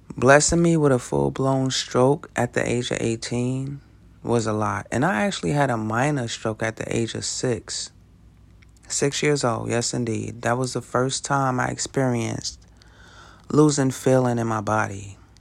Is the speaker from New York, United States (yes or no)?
yes; New York City, New York, United States; I grew up in Brooklyn, New York, right in the middle of gang territory